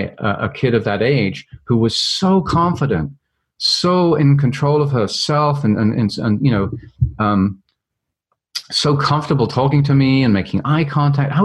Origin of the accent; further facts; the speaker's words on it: London, United Kingdom; I grew up in London, England, and went to a very traditional school